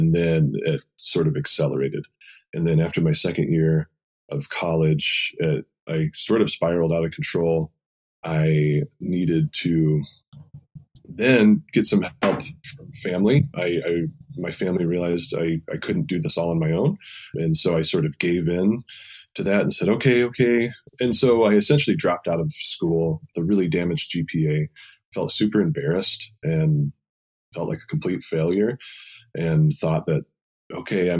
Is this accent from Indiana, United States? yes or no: yes; Indiana, United States; moved away; in my home state of Indiana, where I'm from